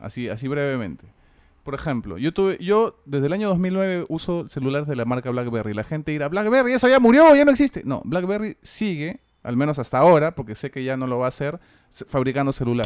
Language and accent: Spanish; Peru; acá en Perú decimos mis viejos